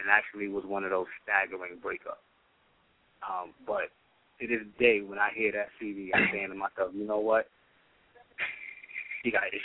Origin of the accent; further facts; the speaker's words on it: New York City, New York, United States; I'm from New York. She's in the Bronx. I'm in Brooklyn at the time.